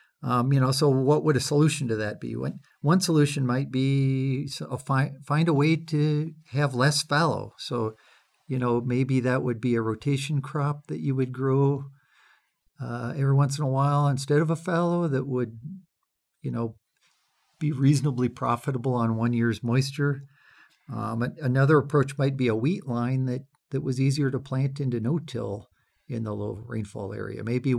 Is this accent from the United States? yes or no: yes; Washington, United States; I grew up farming in Western Washington as a kid.